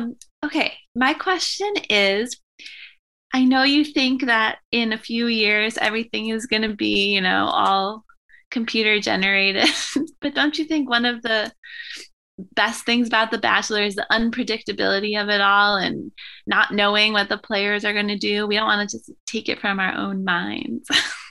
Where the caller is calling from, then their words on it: Chicago, Illinois, United States; I'm calling from Chicago.